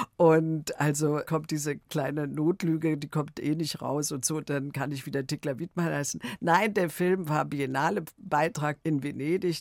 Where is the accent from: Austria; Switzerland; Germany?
Germany; Berlin; also born or lived in Wrocław (Breslau), Poland; ich bin 44 geboren in Breslau und ich war ein Jahr alt, meine Schwester war zwei Jahre alt und wir sind dann geflüchtet aus Breslau in letzter Minute nach Berlin